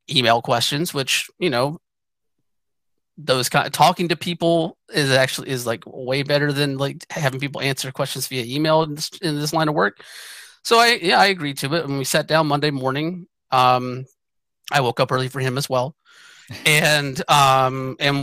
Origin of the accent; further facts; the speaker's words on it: Georgia, United States; moved away as an adult; also born or lived in Atlanta, Georgia; now in United States (West); I grew up in Georgia. I left Georgia partially because of the Georgia summers.